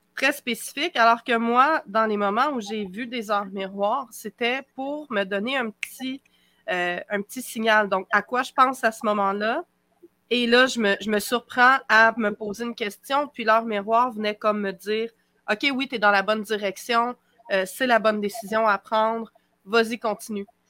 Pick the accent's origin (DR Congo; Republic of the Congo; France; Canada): Canada; Quebec; accent: Québécois; au Québec, vous allez le découvrir à mon accent